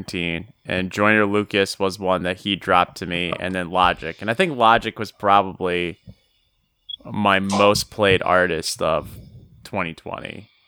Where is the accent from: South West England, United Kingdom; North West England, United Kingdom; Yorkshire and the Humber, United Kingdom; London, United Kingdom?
London, United Kingdom; Yes, I'm from London.